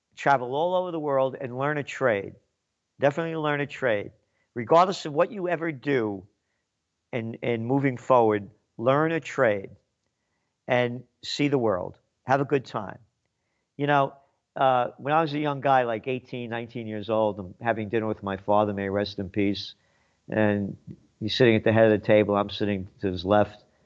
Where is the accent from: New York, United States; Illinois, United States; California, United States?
New York, United States; New York City; also born or lived in Kingston, New York; I'm Napolitano, born in the Bronx